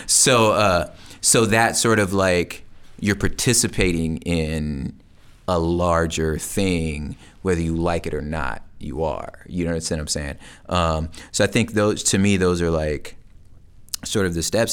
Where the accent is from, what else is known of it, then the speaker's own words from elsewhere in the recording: Los Angeles, California, United States; I'm from Los Angeles